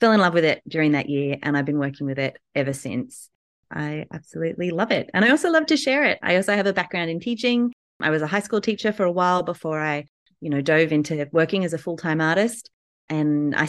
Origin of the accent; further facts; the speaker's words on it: Newcastle, New South Wales, Australia; I'm from Australia, Newcastle in Australia